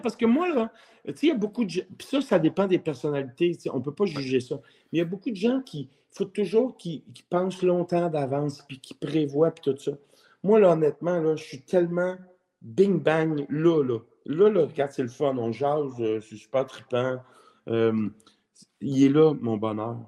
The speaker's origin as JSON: {"language": "French", "town": "Montreal", "region": "Quebec", "country": "Canada", "tie": "born or raised there", "said": "j'ai été élevé à Montréal. Je suis né à Montréal. Je suis un vrai Montréalais"}